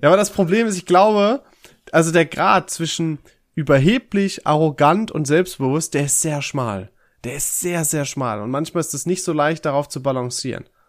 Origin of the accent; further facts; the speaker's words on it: Dorsten, North Rhine-Westphalia, Germany; ich war ja in, äh, in Dorsten, in meiner Heimat